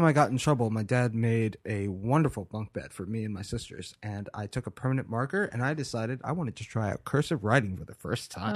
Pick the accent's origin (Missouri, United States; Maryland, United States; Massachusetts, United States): Maryland, United States; Baltimore; moved away; also born or lived in Frostburg, Maryland / Asheville, North Carolina; I was born in Baltimore, Maryland in nineteen eighty-two